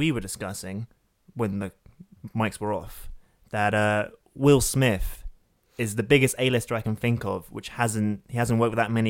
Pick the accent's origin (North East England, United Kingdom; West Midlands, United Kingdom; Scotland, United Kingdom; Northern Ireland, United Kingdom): Northern Ireland, United Kingdom; I might be horribly biased because I'm Northern Irish.